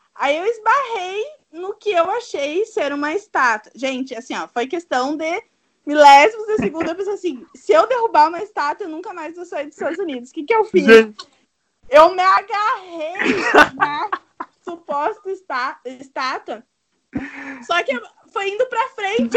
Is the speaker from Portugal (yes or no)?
no; Brazil; nós somos do Brasil